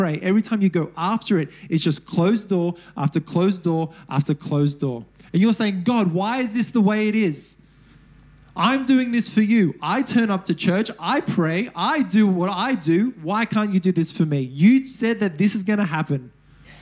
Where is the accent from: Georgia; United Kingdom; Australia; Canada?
Australia; Sydney, New South Wales; I'm from Mount Druitt.